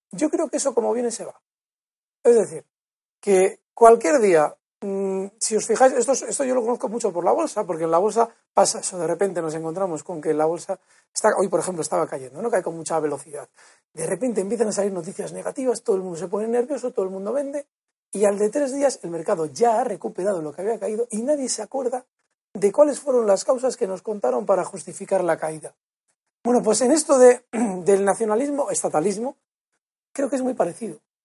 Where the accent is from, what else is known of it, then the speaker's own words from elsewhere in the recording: Basque Country, Spain; yo soy vasco